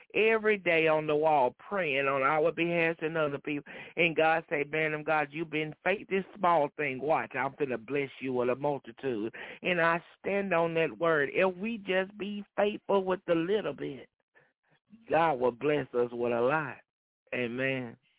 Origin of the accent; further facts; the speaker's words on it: Dayton, Texas, United States; I'm from Dayton, Texas, over uh, well, a little bit under an hour away from the church